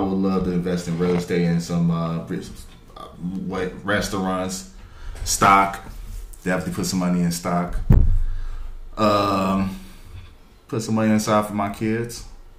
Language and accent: English; Chicago, Illinois, United States; I'm from Chicago.